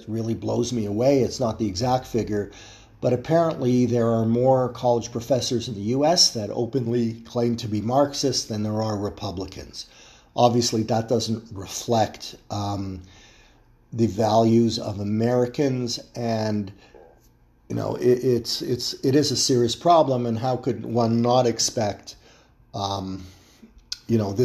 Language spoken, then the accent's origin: English; Toronto, Ontario, Canada; my hometown of Toronto